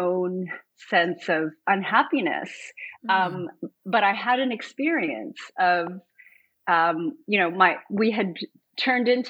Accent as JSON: {"language": "English", "town": "Montreal", "region": "Quebec", "country": "Canada", "tie": "born or raised there", "moved": "as an adult", "lives_now": "Toronto, Canada", "said": "I was born in Montreal."}